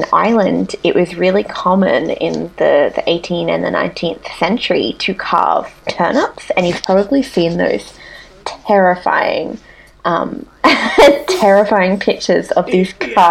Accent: Australia; in Australia growing up we never had any Halloween festivities

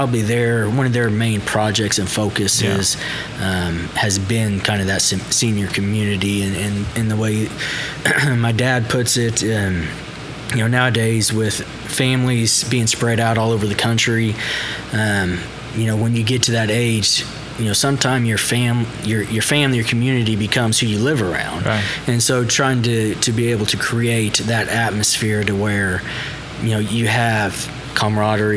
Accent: Moore, Oklahoma, United States; Born and raised in Moore, Oklahoma.

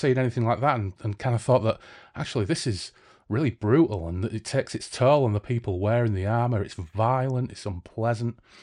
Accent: Hull, Yorkshire and the Humber, United Kingdom; now in Bradford, United Kingdom; I'm from Hull

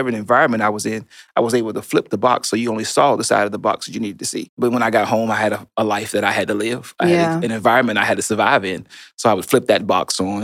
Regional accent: Chattanooga, Tennessee, United States; also born or lived in California; we moved to Chattanooga, Tennessee. I was born in California. So you can see between 2 and 5, I made it from California to Chattanooga, Tennessee. We lived in low-income housing.

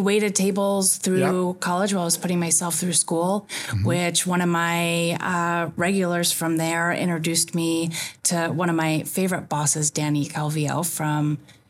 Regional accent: Elmira, New York, United States; moved away as an adult; now in California, United States; I actually grew up in Elmira, New York, in upstate New York.

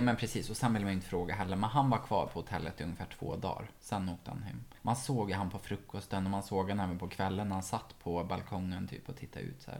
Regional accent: Ekshärad, Värmland, Sweden; moved away; från Ekshärad där jag är ifrån

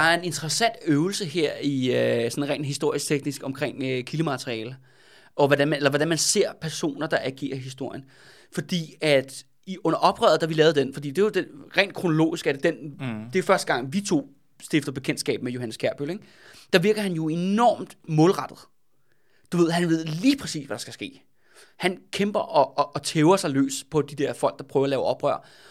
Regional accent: Denmark; ude fra Alperslund, hvor jeg er fra

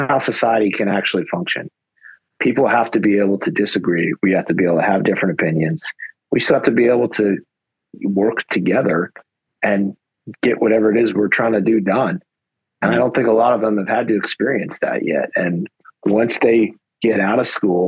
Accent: United States; I'm an American.

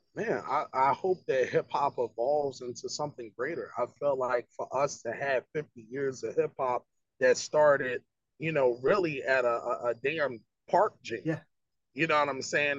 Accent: Philadelphia, Pennsylvania, United States; growing up in Philly

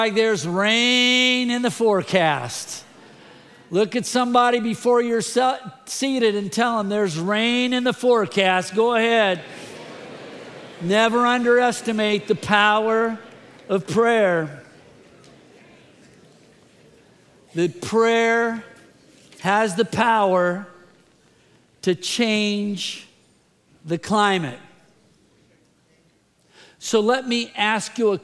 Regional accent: the Bay Area, California, United States; I grew up in the Bay Area. I love the Bay Area.

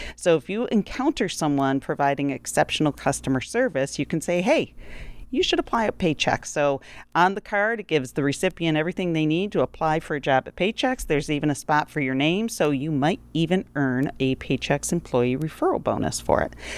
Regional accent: Rochester, New York, United States; growing up in Rochester, New York in nineteen seventy-one

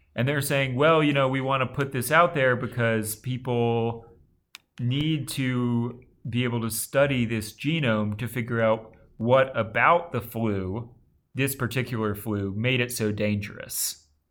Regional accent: Alabama, United States; Tom and I both grew up in the South.

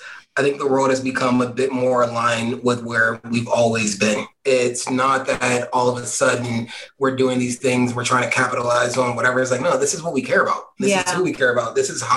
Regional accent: Philadelphia, Pennsylvania, United States; moved away; as somebody from Philly, you just keep going.

